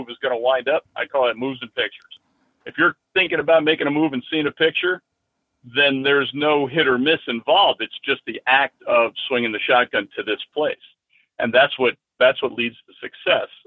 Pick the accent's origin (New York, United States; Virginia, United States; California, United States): New York, United States; Middletown; also born or lived in Yonkers, New York; I was born in Yonkers and raised in Middletown, which Middletown, New York at the time was quite a rural area